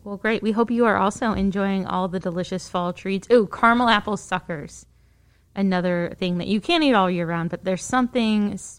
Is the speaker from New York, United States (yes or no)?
no; McBain, Michigan, United States; my hometown. Shout out to McBain, Michigan